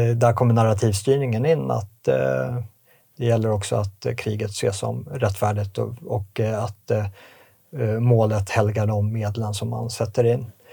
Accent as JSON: {"language": "Swedish", "country": "Sweden", "said": "vi som svenskar"}